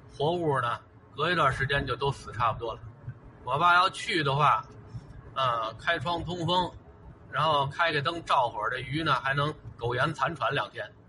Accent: Beijing, China; 打小就在什刹海这边儿当胡同串子

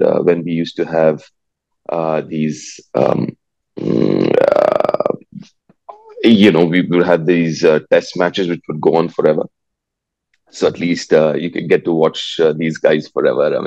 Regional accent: Delhi, India; moved away; also born or lived in Kolkata, India; I was born in Calcutta, but I grew up in Delhi, and then obviously after a few years went back to Calcutta.

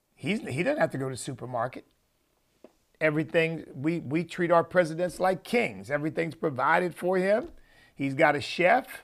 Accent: United States; me as an American citizen

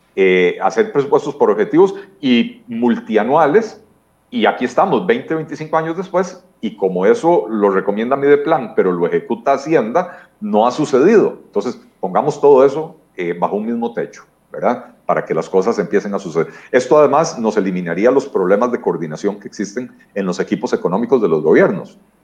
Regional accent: Costa Rica; nosotros como costarricenses

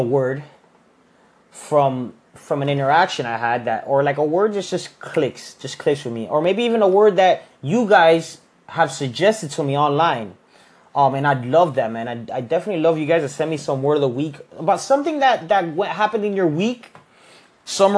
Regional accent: Miami, Florida, United States; I'm from Miami.

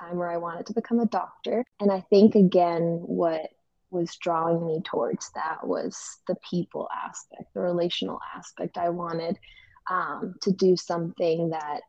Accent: Colombia; moved away as an adult; now in Virginia, United States; I am originally from Colombia, South America

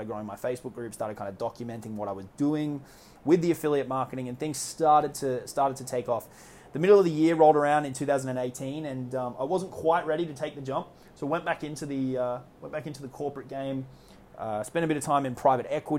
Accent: Australia; accent: Australian; moved away as an adult; also born or lived in New York; It took me from Australia, where I'm from, as you can probably tell from my accent, over to living in New York for a couple of years

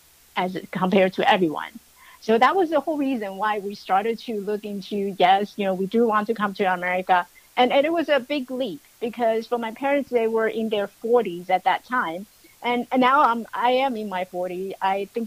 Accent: Taiwan; now in United States; I was born in Taiwan

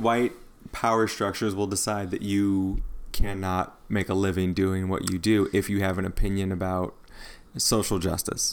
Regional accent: Midwest, United States; moved away; also born or lived in the South / the Southwest; I grew up in the Midwest

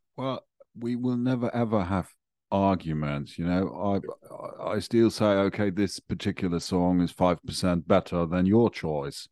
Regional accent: Germany; In Germany, so I I am from Germany.

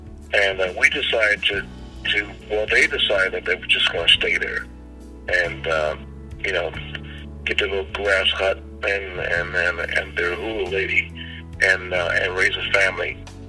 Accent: Los Angeles, California, United States; also born or lived in Spokane, Washington / New Orleans / San Francisco; Well, I was born in Spokane, Washington, and I was raised in three cities, New Orleans, San Francisco, and Los Angeles. I probably will spend the most amount of time in L.A. and all my schooling. In Los Angeles.

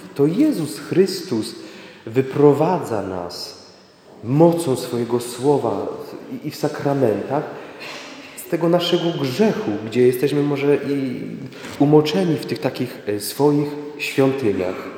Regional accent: Sławice, Opole Voivodeship, Poland; jestem tu jednym z Was

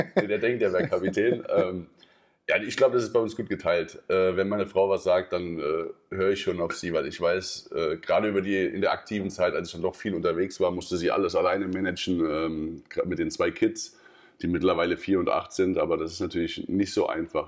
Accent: Wiesbaden, Hesse, Germany; moved away as an adult; also born or lived in Wallau / Hamburg / Denmark / Balingen; In Mainz-Kastell, in meiner Heimat

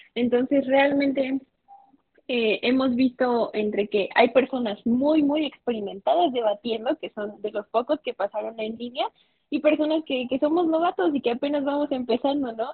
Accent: Mexico; tengo 21 años, estudio Derecho, soy de México.

